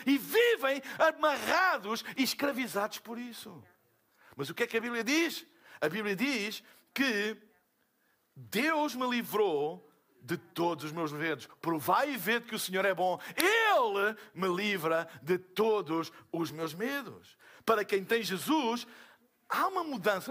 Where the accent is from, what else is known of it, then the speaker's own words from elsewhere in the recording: Portugal; eu sou de Portugal.